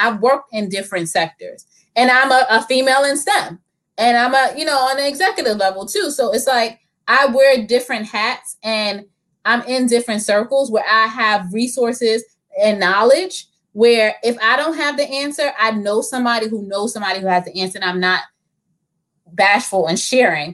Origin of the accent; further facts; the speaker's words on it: New York City, New York, United States; I grew up in the Bronx.